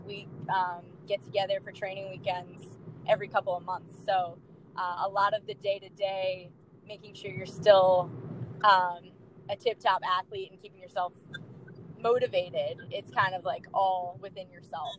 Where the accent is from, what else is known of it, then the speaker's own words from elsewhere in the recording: Long Island, New York, United States; So I got to play um, all my sports growing up on Long Island